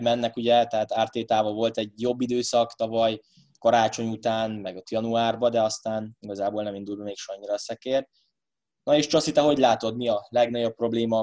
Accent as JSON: {"language": "Hungarian", "country": "Hungary", "said": "magyarok vagyunk"}